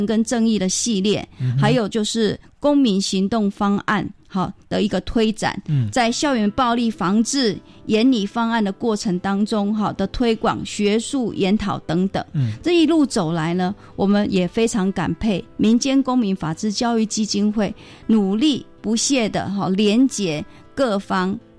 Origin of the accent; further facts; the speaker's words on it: Taiwan; 其实我们台湾人是非常有爱心的